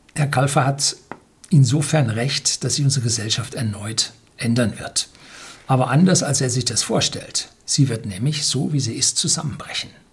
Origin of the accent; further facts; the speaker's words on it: Germany; als Deutsche